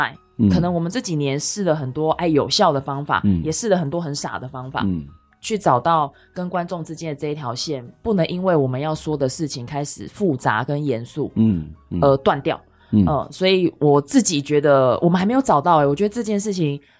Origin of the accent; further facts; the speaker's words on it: Chiayi, Chiayi City, Taiwan; 我是在嘉义市长大的小孩